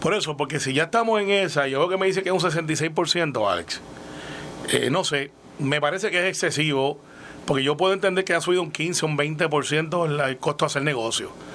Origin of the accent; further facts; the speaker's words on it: Puerto Rico; como somos los puertorriqueños